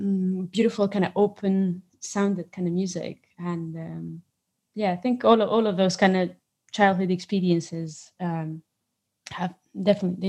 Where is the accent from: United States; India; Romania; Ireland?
Romania; moved away as an adult; now in Scotland, United Kingdom; I know I'm from Romania